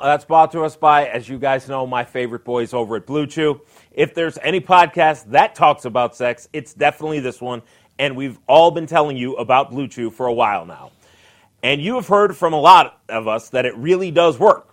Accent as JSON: {"language": "English", "town": "Detroit", "region": "Michigan", "country": "United States", "tie": "born or raised there", "said": "I grew up in Detroit"}